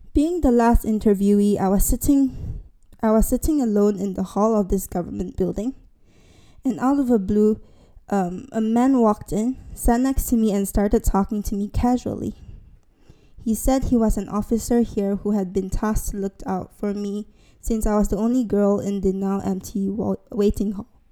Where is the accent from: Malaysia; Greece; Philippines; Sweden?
Malaysia; Miri, Sarawak; moved away as an adult; now in London, United Kingdom; I was back in Miri, my hometown